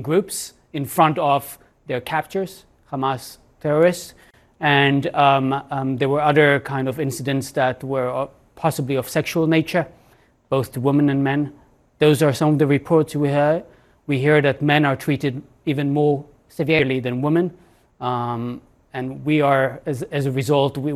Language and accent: English; Sderot, Southern District, Israel; I grew up in Sderot